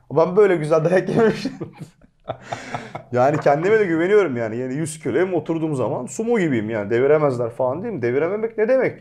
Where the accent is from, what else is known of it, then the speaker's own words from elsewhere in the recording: Antalya, Turkey; moved away as an adult; also born or lived in Ankara; Antalya'dan ben hani ortaokul, e, ilkokul, ortaokul, lise hiç vasıta kullanmadım. yürüyerek gelip gittim.